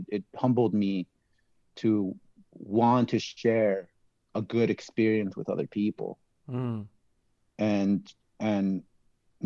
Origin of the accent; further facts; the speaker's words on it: Los Angeles, California, United States; I grew up in Los Angeles